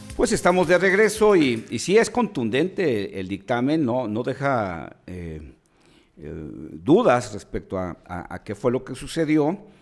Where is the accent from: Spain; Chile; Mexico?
Mexico; busquemos como mexicanos